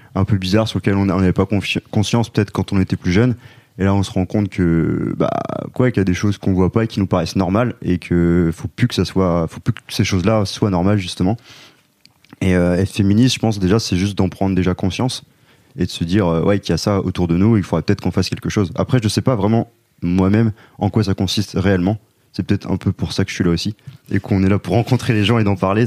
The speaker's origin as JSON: {"language": "French", "town": "Rennes", "region": "Brittany", "country": "France", "said": "on est trois gars qui viennent de Rennes."}